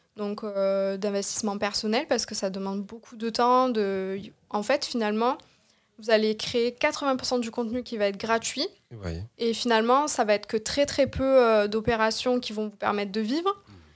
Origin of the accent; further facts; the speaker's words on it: Marseille, Provence-Alpes-Côte d'Azur, France; je viens de Marseille. ben, j'ai grandi à Marseille